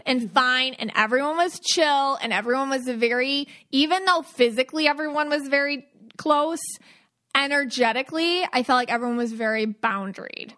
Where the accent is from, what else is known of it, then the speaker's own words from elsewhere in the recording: Buffalo, New York, United States; growing up in Buffalo